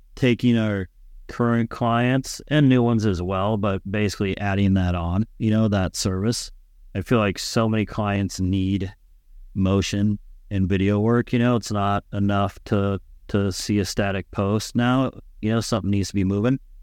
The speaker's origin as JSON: {"language": "English", "town": "San Diego", "region": "California", "country": "United States", "tie": "born or raised there", "moved": "as an adult", "said": "I grew up in San Diego, California, um, you know, surfing, skating"}